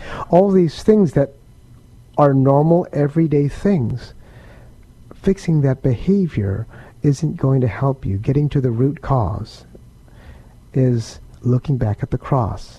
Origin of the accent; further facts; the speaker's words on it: San Diego, California, United States; now in San Antonio, United States; We grew up together in San Diego, California